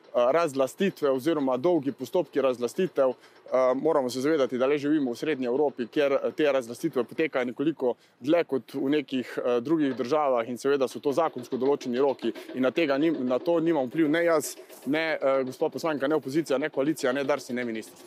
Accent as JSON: {"language": "Slovenian", "region": "Carinthia", "country": "Slovenia", "said": "vsi trije poslanci, ki prihajamo iz Hroške"}